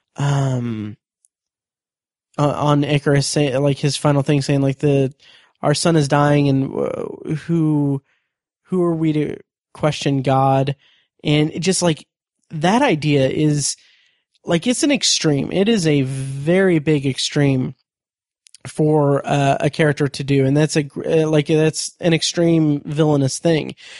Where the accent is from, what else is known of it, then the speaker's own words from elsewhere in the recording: United States; I'm American